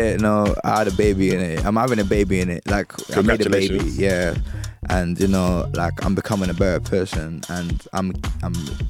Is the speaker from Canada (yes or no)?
no; Ibadan, Oyo, Nigeria; moved away as an adult; also born or lived in Lagos / Sagamu, Ogun State; now in London, United Kingdom; I grew up in Ibadan, but I'm not from Ibadan.